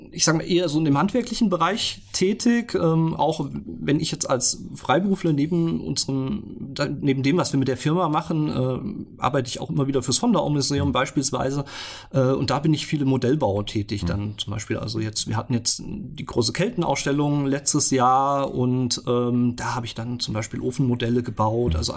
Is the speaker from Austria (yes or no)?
no; Heimbach, Hesse, Germany; Ich bin gebürtiger Fulderer, ja. Ich komme aus Heimbach und äh, bin dort auch aufgewachsen und habe da die meiste Zeit meines Lebens verbracht